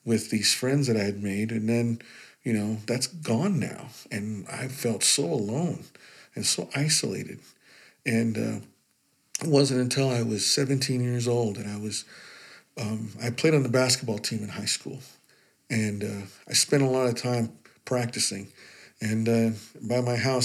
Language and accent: English; Utah, United States; I grew up in Utah